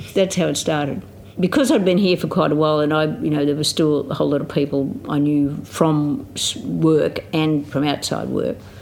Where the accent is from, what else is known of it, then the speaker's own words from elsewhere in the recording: Riverina, New South Wales, Australia; also born or lived in Griffith, Australia; For the first ten years of my life I lived on a farm, wheat and sheep farm out between a little place called Grongrong and Ardlethan, out on the Newell Highway in the Riverina